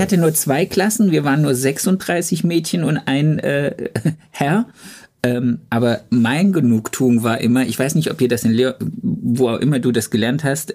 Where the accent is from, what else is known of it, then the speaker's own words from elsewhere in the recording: the East, East Germany, Germany; bei uns im Osten